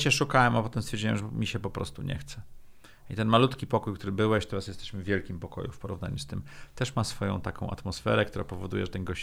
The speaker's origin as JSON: {"language": "Polish", "town": "Sopot", "region": "Pomeranian Voivodeship", "country": "Poland", "moved": "yes", "lives_now": "Warsaw, Poland", "said": "Wolałbym być w Sopocie, jestem z Sopotu."}